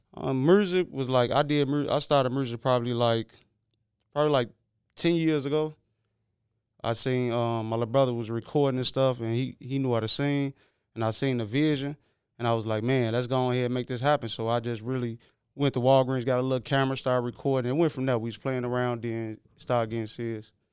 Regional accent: Chicago, Illinois, United States; I'm from Chicago Avenue, out the west side

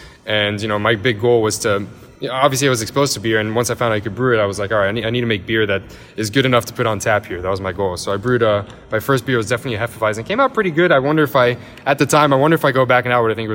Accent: Miami, Florida, United States; I'm French and Lebanese, and I grew up here in Miami, Florida

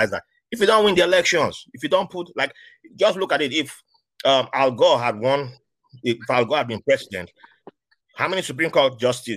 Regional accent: Nigeria; moved away; when I was growing up in Nigeria

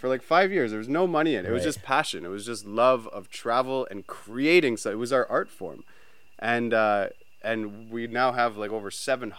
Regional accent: Brampton, Ontario, Canada; We grew up in Canada, near Toronto, in a little town called Brampton.

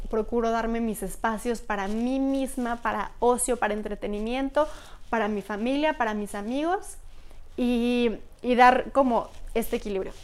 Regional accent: Pachuca, Hidalgo, Mexico; moved away as an adult; also born or lived in Querétaro; now in Mexico City, Mexico; soy de Pachuca, he vivido casi toda mi vida en Pachuca

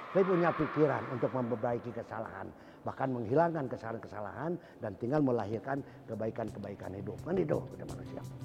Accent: Bandung, West Java, Indonesia; saya waktu hidup masa kecil di Tegalega

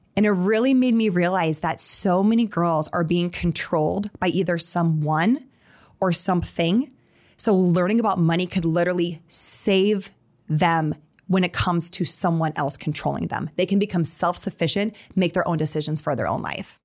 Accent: Sioux Falls, South Dakota, United States; moved away as an adult; also born or lived in Atlanta, Georgia / New York City; I grew up in Sioux Falls

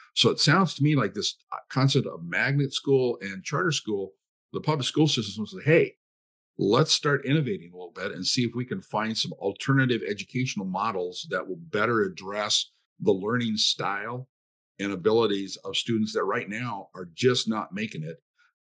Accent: Montana, United States; now in Iowa, United States; I come from Montana, which is also much more of a rural state.

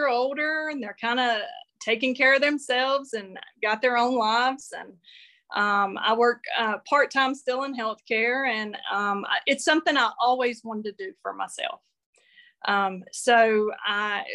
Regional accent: North Carolina, United States; I grew up in North Carolina. I still live in Western North Carolina, up in the mountains.

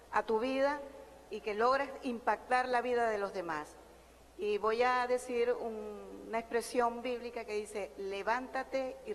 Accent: Barranquilla, Atlántico, Colombia; Soy de Barranquilla, donde Sofía Vergara y Shakira.

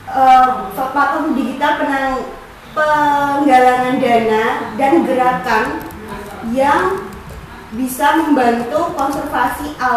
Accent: Pati, Central Java, Indonesia; Perkenalkan … saya berasal dari Pati. Saya anak ketiga dari tiga bersaudara.

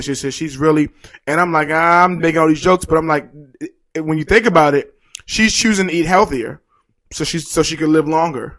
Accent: Baltimore, Maryland, United States; I grew up in Baltimore

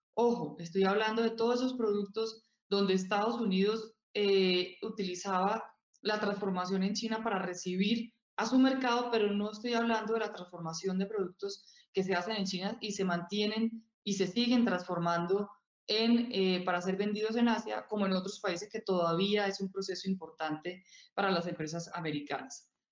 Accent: Colombia

